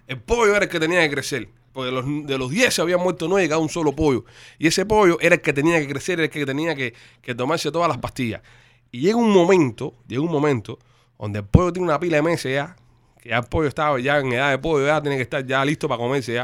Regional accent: Havana, Cuba; moved away; como nací en Mantilla, me crié en Mantilla, eh, perdón, en Puey, eh, me fui a vivir para Mantilla después

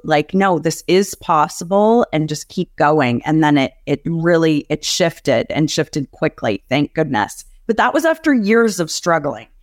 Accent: Canada; I grew up in Canada

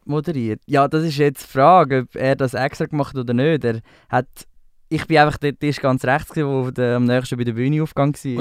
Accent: Spreitenbach, Aargau, Switzerland; also born or lived in Winterthur; now in Zurich, Switzerland; ich habe eigentlich meine ganze Kindheit in Spreitenbach ähm, erlebt. Dort bin ich aufgewachsen

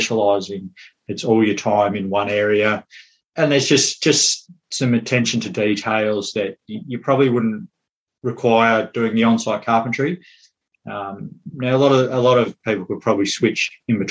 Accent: Melbourne, Victoria, Australia; moved away as an adult; now in Westport, Ireland; I'm from Melbourne

